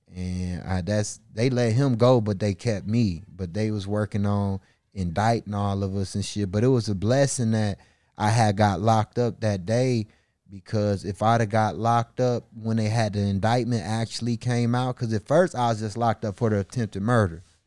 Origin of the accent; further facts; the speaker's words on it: Milwaukee, Wisconsin, United States; I was raised in a all black community on the north side of Milwaukee, Wisconsin.